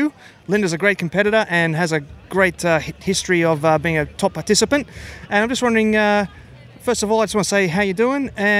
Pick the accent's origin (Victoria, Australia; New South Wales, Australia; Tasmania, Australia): New South Wales, Australia; Scone; now in Gold Coast, Australia; I grew up in Scone.